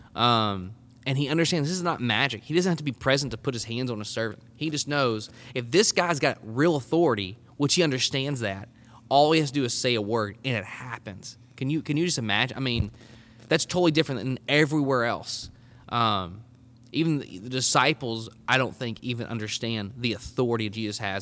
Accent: Arkansas, United States; also born or lived in College Station, Texas; I'm from Arkansas originally, so, I mean, I was born and raised here

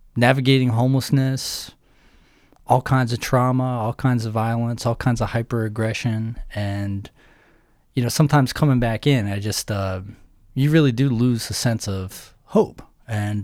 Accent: Somerset County, Western Pennsylvania, United States; I grew up in Western Pennsylvania, okay. Somerset County

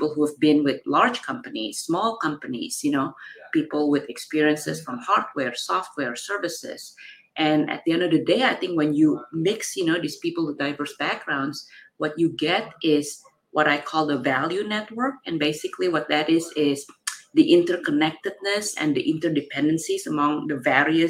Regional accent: Jakarta, Indonesia; now in San Francisco, United States; I was from Jakarta, Indonesia. I, you know, was born and grew up in Indonesia.

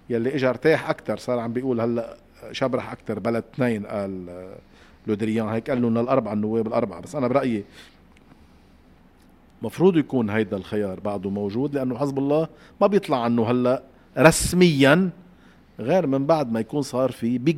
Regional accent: Palestine; also born or lived in Syria; أنا فلسطينية سورية بدي أشوف وين رايحة

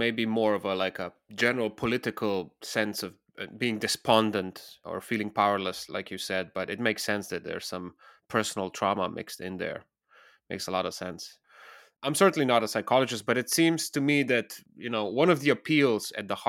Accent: Slovenia; I'm originally from the Balkans, from Slovenia, and the whole Bill Gates saga exploded during Corona.

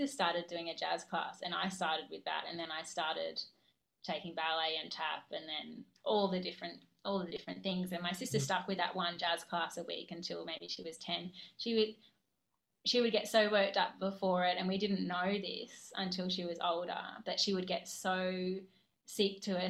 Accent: Brisbane, Queensland, Australia; I'm from Brisbane

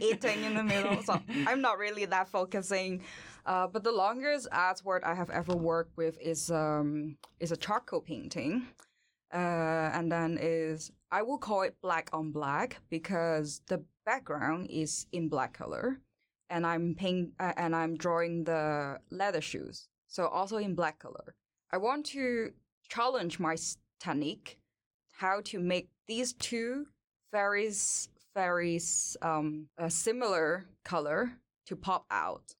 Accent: Hong Kong; English is a second language; moved away as an adult; now in Sweden; I born and raised in Hong Kong, and I come to Sweden in twenty eighteen

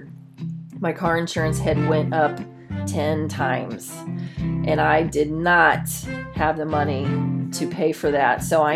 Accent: Ohio, United States; moved away as an adult; also born or lived in Paterson, New Jersey; I was from Ohio and my family owned a car dealership

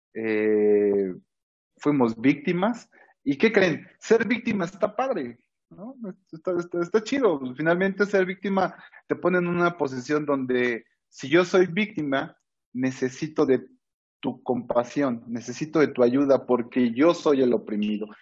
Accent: Mexico

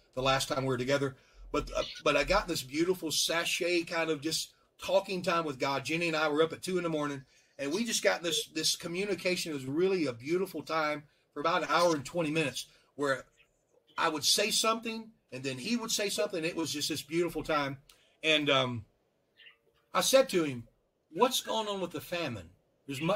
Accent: Louisiana, United States; I'm from Louisiana

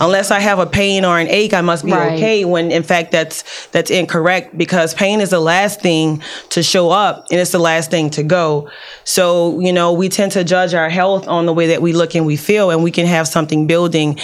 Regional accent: New Orleans, Louisiana, United States; moved away; I came from New Orleans. My mom was 23 with 4 kids

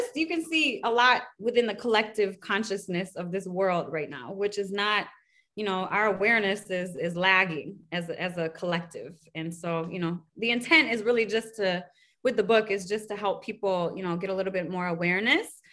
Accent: Detroit, Michigan, United States; I'm from Detroit

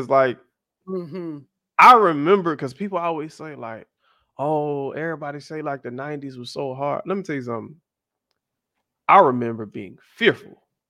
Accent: Miami, Florida, United States; I was the American, like, hi guys. So where are you from? Miami.

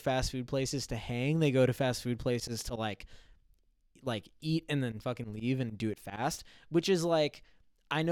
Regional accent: Orange County, California, United States; I grew up in Orange County

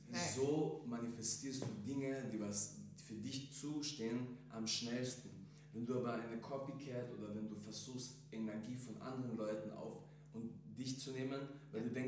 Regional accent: Klagenfurt, Carinthia, Austria; moved away as an adult; also born or lived in Croatia / Bosnia and Herzegovina; now in Vienna, Austria; ich bin Rapper und Sänger. Ich bin ursprünglich aus Kroatien und Bosnien. Ich bin in Klagenfurt aufgewachsen, geboren. Ich bin dann nach Wien gezogen, um dort meine Karriere weiter zu expandieren natürlich.

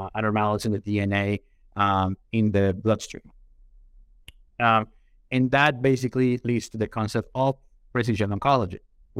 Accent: Colombia; moved away as an adult; now in United States; born and raised in Colombia, came to the United States

